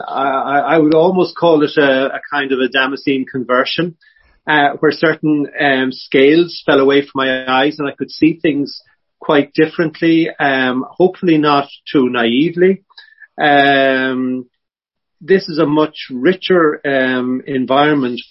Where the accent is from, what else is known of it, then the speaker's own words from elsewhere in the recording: Dundalk, Leinster, Ireland; also born or lived in Dublin; I was born in Dublin, but I grew up in Dundalk